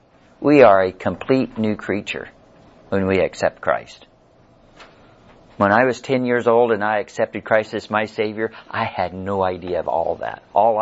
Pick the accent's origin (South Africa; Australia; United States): United States; Missouri; because, you know, we're from Missouri and we got to see it.